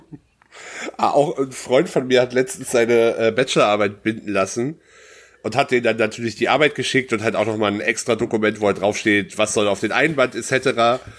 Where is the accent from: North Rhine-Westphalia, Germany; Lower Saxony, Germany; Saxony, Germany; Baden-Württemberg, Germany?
North Rhine-Westphalia, Germany; meine Heimatstadt hat 22.000 Einwohner, was in NRW jetzt, was in Sachsen-Anhalt eine Kreisstadt ist, in NRW aber eher so interessiert keinen.